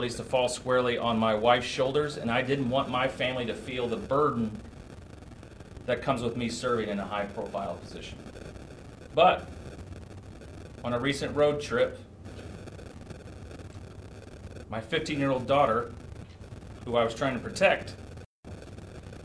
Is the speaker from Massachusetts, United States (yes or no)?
no; Indianapolis, Indiana, United States; I grew up in West Indy